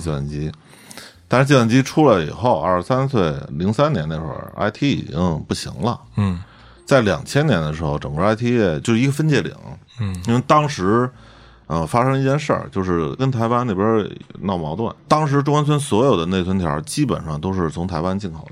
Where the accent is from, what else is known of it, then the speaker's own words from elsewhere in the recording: Beijing, China; 虽然我是一个北京人，也有朋友，也有哥们儿，也有好多亲戚